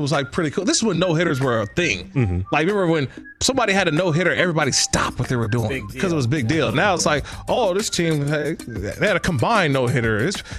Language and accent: English; Bay Area, California, United States; growing up in the Bay Area